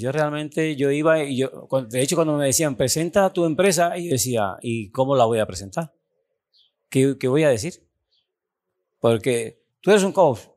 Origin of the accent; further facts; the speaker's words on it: Cuba; moved away as an adult; also born or lived in Italy; vengo desde Cuba, un país bastante pobre